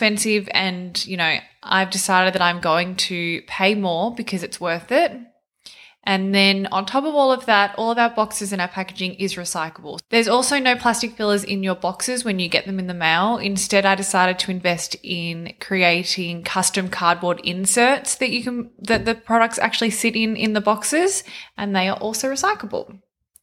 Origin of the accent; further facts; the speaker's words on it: near Melbourne, Victoria, Australia; Melbourne, not far from where I actually grew up